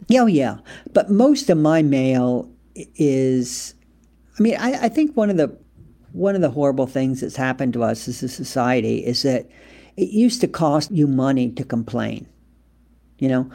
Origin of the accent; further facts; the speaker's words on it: United States; moved away as an adult; also born or lived in France / England; I was American